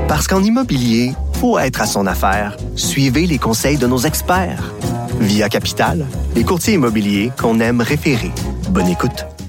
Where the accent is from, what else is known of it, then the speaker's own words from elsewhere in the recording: Quebec, Canada; on est rendu Québécois, c'est une identité provinciale, mais pas seulement, on est Québécois francophone